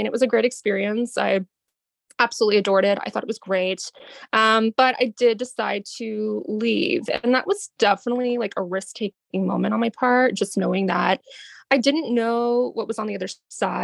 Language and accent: English; Boston, Massachusetts, United States; now in Boston, United States; I am from Boston. I live in Boston